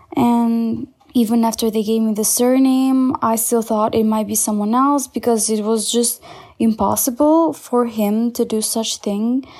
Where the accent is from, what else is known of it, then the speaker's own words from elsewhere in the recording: Albania; I am from Albania